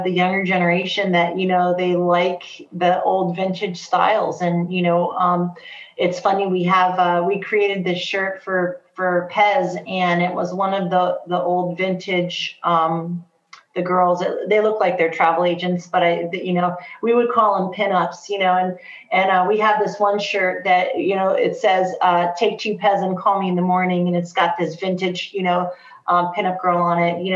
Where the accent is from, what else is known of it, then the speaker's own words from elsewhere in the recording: New Jersey, United States; now in Ohio, United States; I'm originally from New Jersey, so I have a very, you know, East Coast, you know, New York mentality about how I run my business